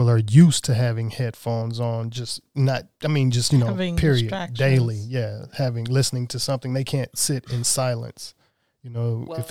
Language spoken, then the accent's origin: English; the South, United States; Prayer, growing up in the South, of course, raised Christian.